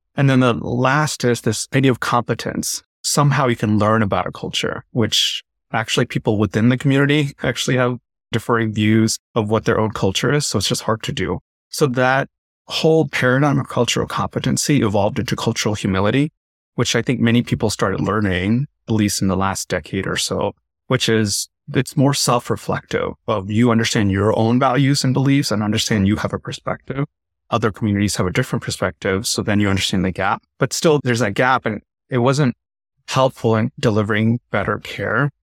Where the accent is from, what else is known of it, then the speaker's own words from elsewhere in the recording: Tamil Nadu, India; I'm South Indian. I'm from Tamil Nadu